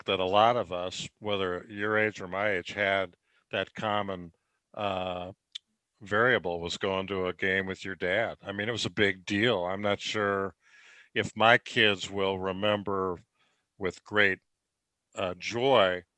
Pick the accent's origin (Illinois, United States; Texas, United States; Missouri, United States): Illinois, United States; Chicago; growing up in Chicago, whether you're watching WGN for the Cubs or the Sox